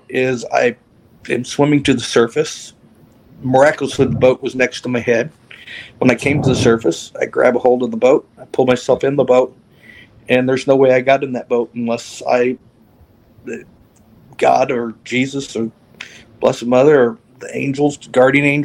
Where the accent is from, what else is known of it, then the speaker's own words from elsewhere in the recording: near Evansville, Southern Indiana, United States; I'm from Southern Indiana, near Evansville, Indiana, down south near Kentucky and Indiana and Illinois. And I grew up on a farm, a 63-acre farm.